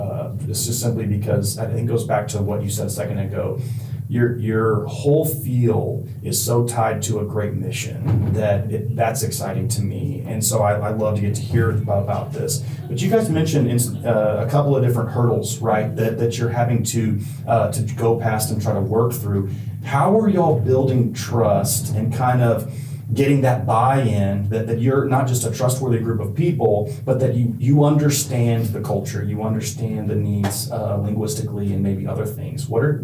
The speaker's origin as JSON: {"language": "English", "country": "Ecuador", "tie": "born or raised there", "said": "I don't know if I told you guys this, but my parents were missionaries, so I grew up in Ecuador."}